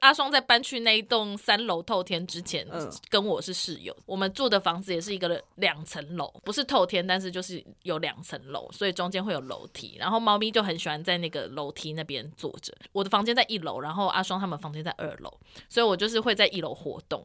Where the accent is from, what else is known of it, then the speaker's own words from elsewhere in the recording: Tainan, Taiwan; moved away; also born or lived in Yilan; 小时候在台南